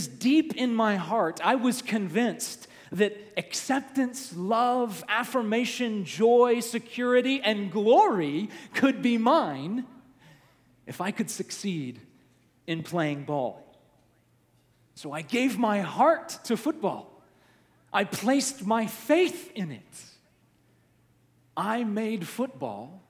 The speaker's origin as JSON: {"language": "English", "region": "the South", "country": "United States", "tie": "born or raised there", "said": "my experience growing up in the South, church was a big part of my life"}